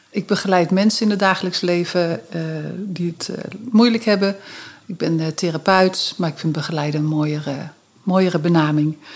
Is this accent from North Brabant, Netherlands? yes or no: no; Utrecht, Netherlands; born there; Ik ben geboren in Utrecht uh, en, uh, in het Huis van Ongehuwde Moeders, Beeldstraat 186 ons thuis. Um, en daar heb ik de eerste vier jaar van mijn leven gezeten.